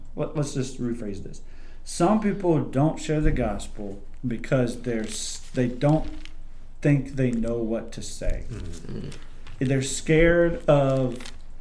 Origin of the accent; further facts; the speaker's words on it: United States; I'm an American millennial